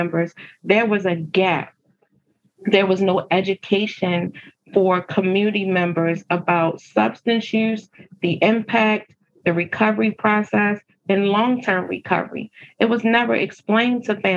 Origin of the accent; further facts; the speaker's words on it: Baltimore, Maryland, United States; I grew up in West Baltimore